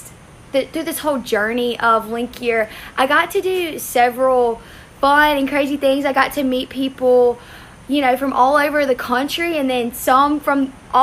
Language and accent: English; Belzoni, Mississippi, United States; I'm from Belzona, Mississippi.